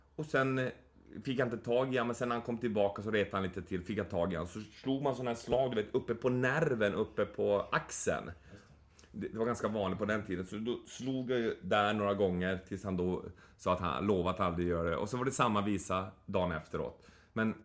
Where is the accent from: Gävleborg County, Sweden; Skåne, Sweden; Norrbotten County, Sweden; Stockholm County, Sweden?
Norrbotten County, Sweden; Boden; moved away; jag växte upp i Boden